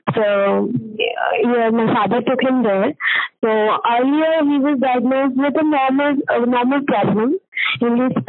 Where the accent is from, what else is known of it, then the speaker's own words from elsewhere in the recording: Varanasi, Uttar Pradesh, India; We uh, uh, basically live in Banaras. We are from Banaras.